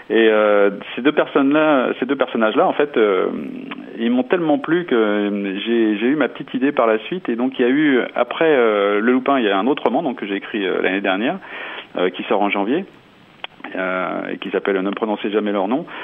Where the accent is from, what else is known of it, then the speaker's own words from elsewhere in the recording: Bourgogne-Franche-Comté, France; mettre en valeur ma région par un roman qui se passe chez nous en Bourgogne